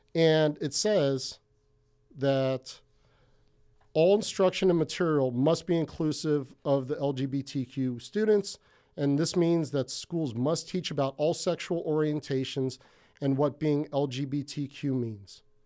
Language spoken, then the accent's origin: English; Hawaii, United States; now in Ventura, United States; from Hawaii, that's where I felt the most comfortable in my life. So I'm not Hawaiian, um, not an islander or anything like